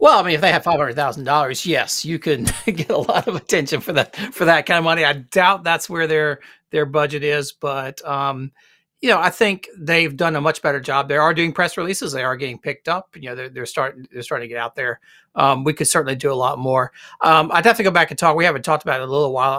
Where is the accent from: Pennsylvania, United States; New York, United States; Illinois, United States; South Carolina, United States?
South Carolina, United States; Greenville; also born or lived in Columbia, South Carolina; I grew up in Greenville, South Carolina